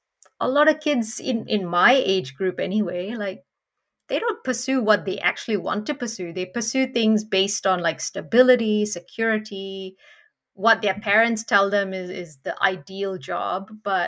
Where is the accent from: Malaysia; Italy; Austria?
Malaysia; now in Australia; growing up in Malaysia